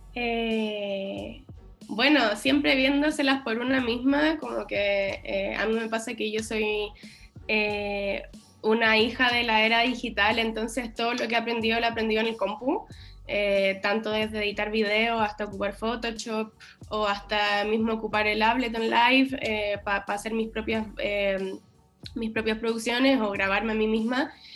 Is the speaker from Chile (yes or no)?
yes; Chile; los chilenos quizás somos más tímidos